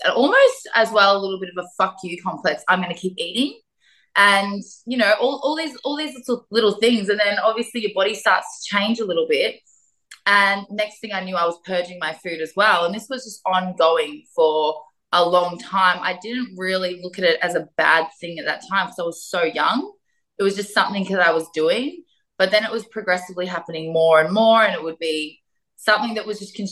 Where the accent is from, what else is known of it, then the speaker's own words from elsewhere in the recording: Melbourne, Victoria, Australia; I grew up in Melbourne. So I'm a Melbourne girl originally, and I grew up in the southeastern suburbs of Melbourne.